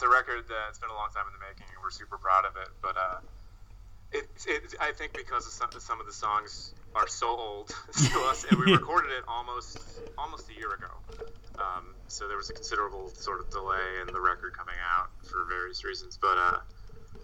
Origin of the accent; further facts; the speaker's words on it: Massachusetts, United States; moved away as an adult; also born or lived in New York; We're all from Massachusetts originally